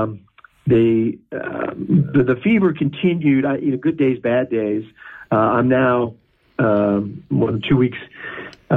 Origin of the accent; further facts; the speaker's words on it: United States; I'm in the United States of America. I'm an American